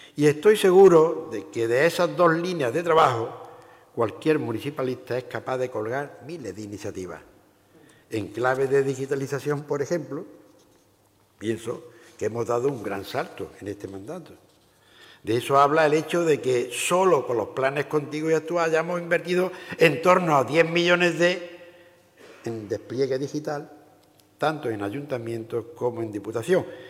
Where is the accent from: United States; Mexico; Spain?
Spain; La Roda de Andalucía, Andalusia; ser alcalde durante 10 años en mi pueblo, La Roda de Andalucía, donde nací